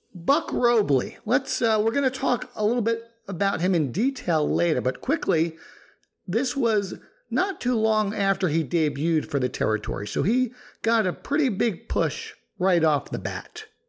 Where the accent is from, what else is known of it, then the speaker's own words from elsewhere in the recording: New York, United States; since both you and I grew up in New York